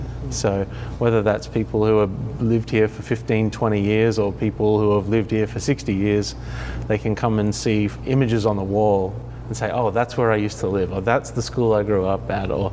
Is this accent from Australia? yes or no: yes; Australia; now in Oceanside, United States; I'm not from the area. I'm originally from Australia, but even though I lived here for a while